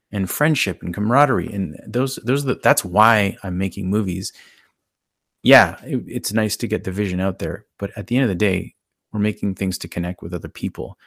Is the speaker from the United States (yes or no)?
no; Canada; I'm Canadian